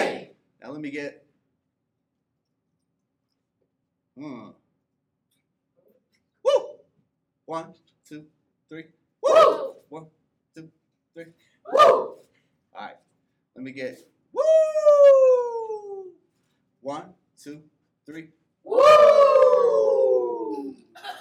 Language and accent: English; Central Florida, United States; now in Atlanta, United States; I'm from Central Florida originally.